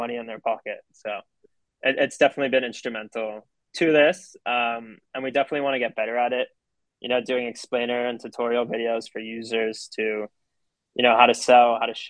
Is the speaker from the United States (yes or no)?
yes; Miami, Florida, United States; being in Miami, growing up in Miami